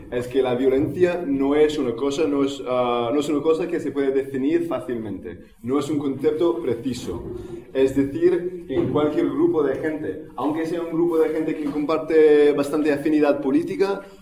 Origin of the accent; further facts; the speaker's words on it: Barcelona, Catalonia, Spain; vengo de Barcelona